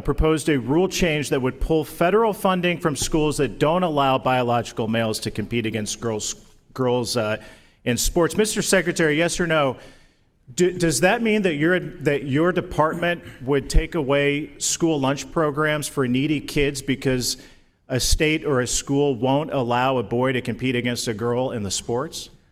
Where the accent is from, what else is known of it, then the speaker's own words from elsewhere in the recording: Indiana, United States; Indiana, my home state